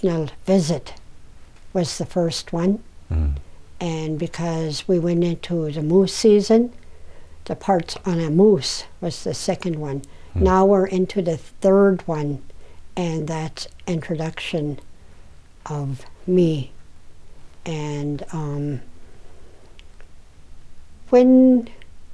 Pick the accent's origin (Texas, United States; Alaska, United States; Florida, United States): Alaska, United States; Koyukuk; I was born and raised in Koyukon.